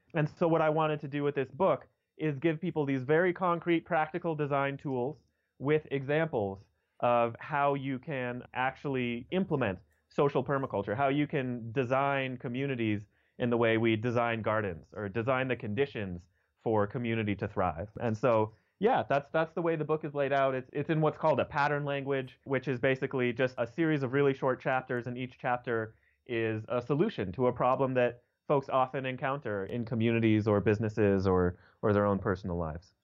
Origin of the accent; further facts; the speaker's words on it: Denver, Colorado, United States; also born or lived in New York; So I was born and raised in Denver, Colorado, and that's, that's where I still live now